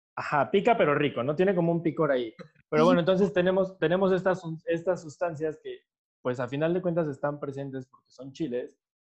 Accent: Mexico; como mexicanos

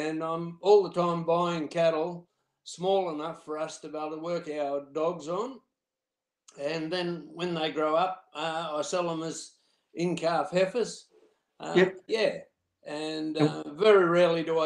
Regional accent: Casino, New South Wales, Australia; I'm from Casino, or Tatum actually, which is between Casino and Corakai.

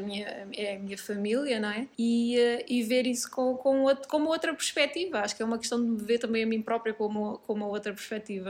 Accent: Portugal; sou muito portuguesa

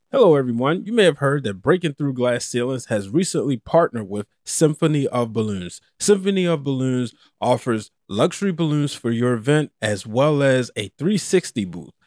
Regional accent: Baltimore, Maryland, United States; also born or lived in Connecticut; I'm from Baltimore. Born and raised, lived in Connecticut for two years

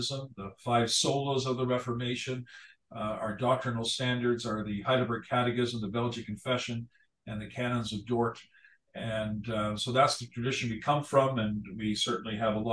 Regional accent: Hamilton, Ontario, Canada; moved away as an adult; also born or lived in Southern Alberta; now in Abbotsford, Canada; born and raised in Hamilton, Ontario

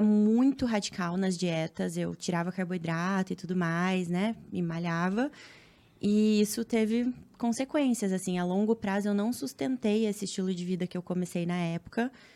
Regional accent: Cascavel, Paraná, Brazil; moved away as an adult; now in Rio de Janeiro, Brazil; eu moro no Rio, mas sou paranaense. Sou de Cascavel, do interior.

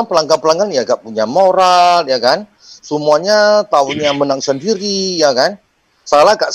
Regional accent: Medan, North Sumatra, Indonesia; itu saya dari Medan ya, sahabat saya.

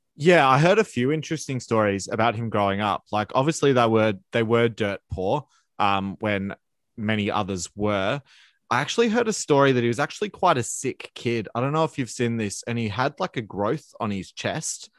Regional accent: Australia; as an Australian

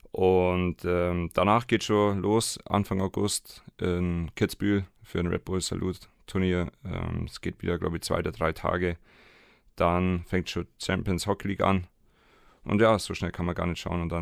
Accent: Garmisch-Partenkirchen, Bavaria, Germany; now in Munich, Germany; wohne in München, spiele in München und ja, aber Garmisch ist immer noch meine Heimat.

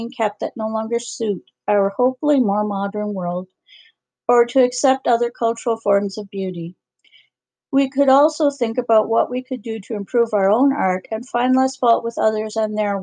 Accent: Canada; as a Canadian

